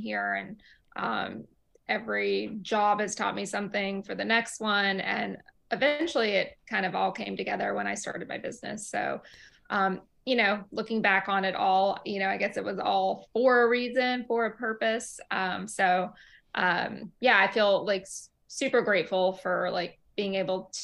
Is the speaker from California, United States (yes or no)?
no; Ruston, Louisiana, United States; moved away as an adult; also born or lived in Tehran, Iran; now in Brooklyn, New York, United States; I grew up in a very small southern town in Louisiana called Ruston